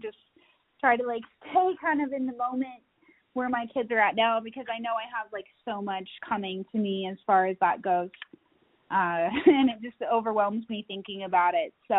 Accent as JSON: {"language": "English", "region": "Utah", "country": "United States", "tie": "born or raised there", "moved": "yes", "lives_now": "Colorado Springs, United States", "said": "I grew up in Utah"}